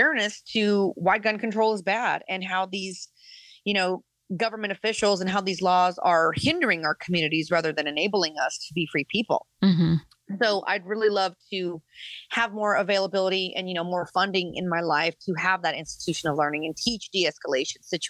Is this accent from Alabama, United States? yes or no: no; Colorado, United States; So I come from Colorado. I grew up in the ghetto. I grew up in the West Side.